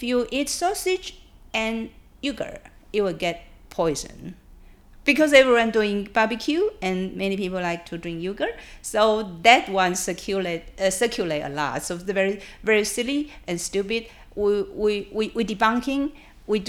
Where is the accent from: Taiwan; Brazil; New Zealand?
Taiwan; also born or lived in United Kingdom; When I was in UK, I say I'm from Taiwan